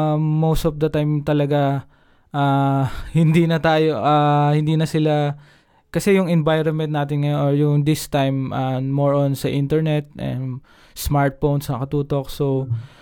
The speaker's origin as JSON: {"language": "Tagalog", "region": "Calabarzon", "country": "Philippines"}